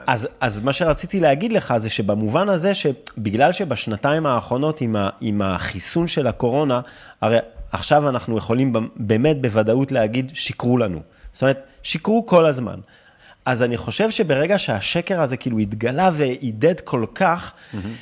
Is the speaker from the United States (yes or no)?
no; France; accent: French; Hebrew is a second language; now in Israel; אני גדלתי בצרפת